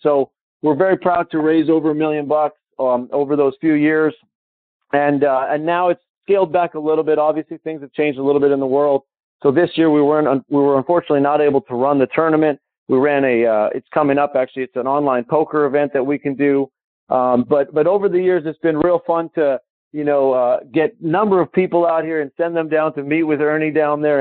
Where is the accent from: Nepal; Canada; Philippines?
Canada; Calgary, Alberta; my hometown, Calgary